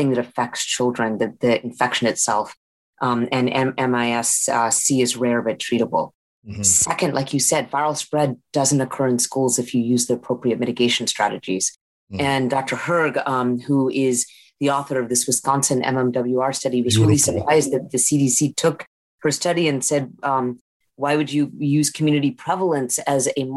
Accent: India; moved away; I'm from India, so we have the UK history

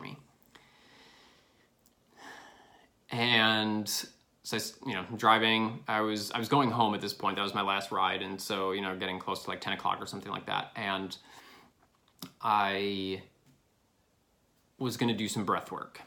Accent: Illinois, United States; moved away; I'm from Illinois.

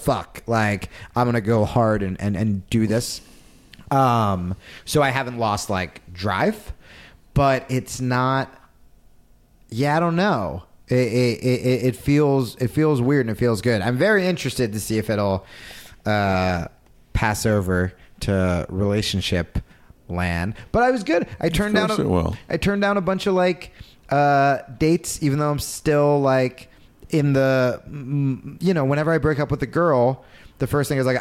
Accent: New Jersey, United States; now in Los Angeles, United States; I grew up in Jersey

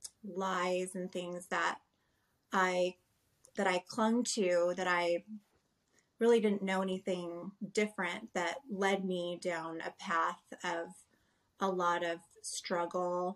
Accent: Southern California, United States; I was pretty much born and raised in Southern California

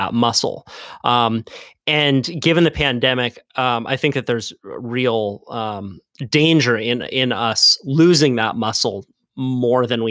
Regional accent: Santa Cruz, California, United States; I grew up in Santa Cruz, which is a largely white area.

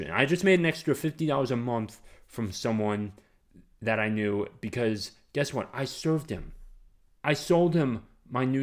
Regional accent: Southern United States, United States; accent: southern; I just went into my southern accent right there.

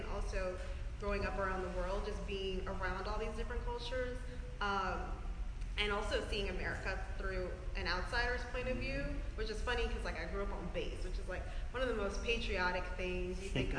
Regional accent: Bronx, New York, United States; they didn't imagine that they would be able to see the world just growing up in the Bronx every day.

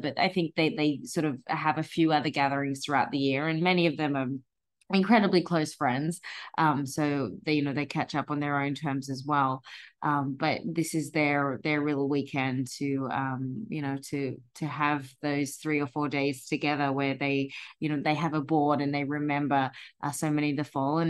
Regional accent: Australia; moved away; being Australian

